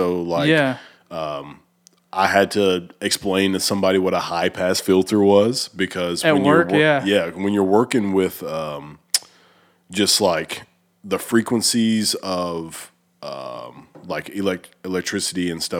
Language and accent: English; Oneonta, Alabama, United States; I'm like northeast Alabama, so it's called Oneonta is the name of the city. Yeah. It's like an hour north of Birmingham.